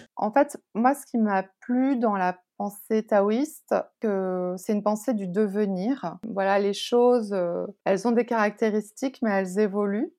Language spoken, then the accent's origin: French; France; also born or lived in Taiwan; je suis française